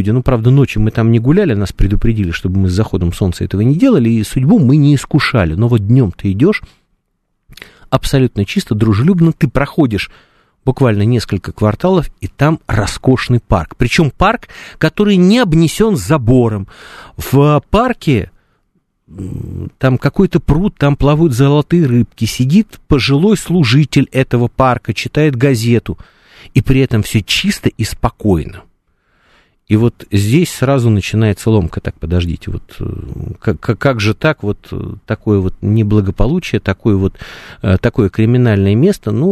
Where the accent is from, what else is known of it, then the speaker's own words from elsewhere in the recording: Russia; Э, этот парень там говорит, откуда вы? Я говорю, мы из России.